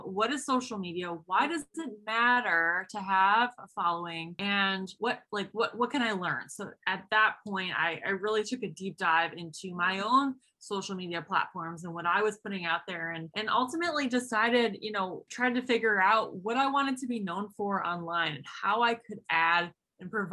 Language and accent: English; Buffalo, New York, United States; I am 28 from Buffalo, New York.